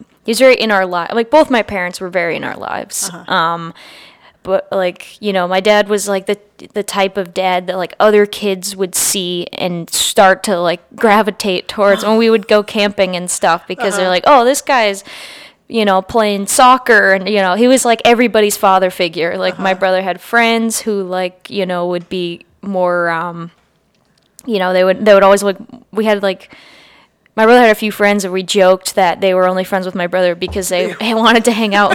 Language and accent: English; near Framingham and Worcester, Massachusetts, United States; I grew up near Framingham and Worcester, where I was probably closer to those cities in Massachusetts.